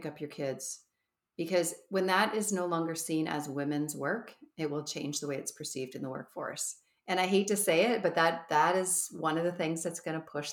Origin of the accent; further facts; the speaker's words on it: Canada; we're Canadian